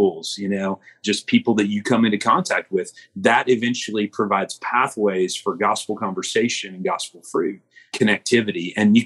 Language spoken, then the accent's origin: English; Illinois, United States; I grew up in Illinois.